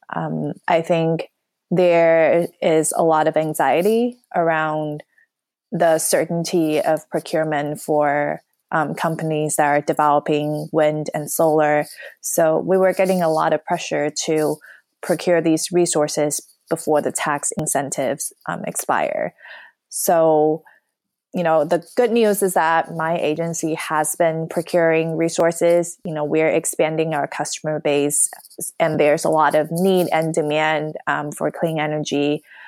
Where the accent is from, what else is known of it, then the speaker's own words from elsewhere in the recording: New York, United States; moved away as an adult; also born or lived in Los Angeles / San Francisco Bay Area; now in San Francisco, United States; I'm from New York